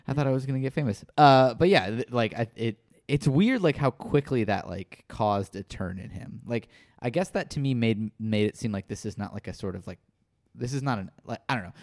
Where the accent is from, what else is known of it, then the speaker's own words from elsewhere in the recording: Midwest, United States; in the Midwest as well